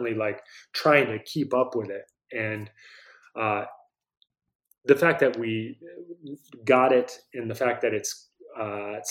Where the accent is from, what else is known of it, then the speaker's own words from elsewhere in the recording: Vermont, United States; When I grew up in Vermont